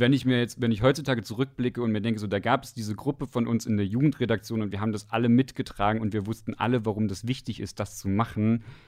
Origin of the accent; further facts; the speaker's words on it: Westdorf, Saxony-Anhalt, Germany; ich komme aus dem Dorf in Sachsen-Anhalt. Das heißt Westdorf. Das liegt im Salzlandkreis bei Aschersleben.